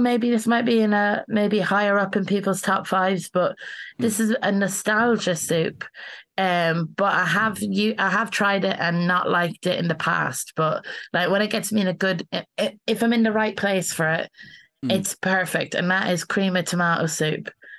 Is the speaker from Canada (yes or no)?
no; Ireland; now in London, United Kingdom; Like, I've moved to London. I'm from Ireland originally.